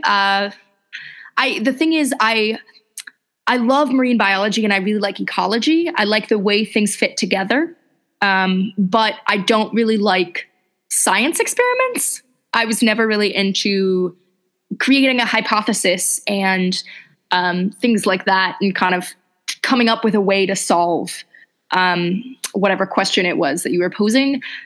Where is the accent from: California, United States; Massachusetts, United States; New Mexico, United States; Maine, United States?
California, United States; Los Angeles; I'm originally from Los Angeles. And so I'd kind of grown up in a big city